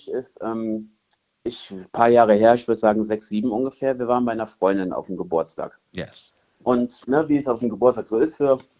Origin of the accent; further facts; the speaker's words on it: Cologne, North Rhine-Westphalia, Germany; ich komme aus Hohlweide, also Köln-Hohlweide.